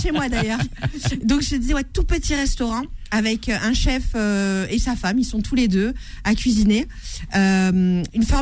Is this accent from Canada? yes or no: no; Avignon, Provence-Alpes-Côte d'Azur, France; il faut savoir que je suis d'Avignon